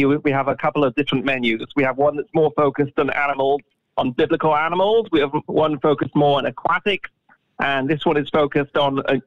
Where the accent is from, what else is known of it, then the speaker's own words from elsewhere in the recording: Manchester, North West England, United Kingdom; I'm from Manchester, England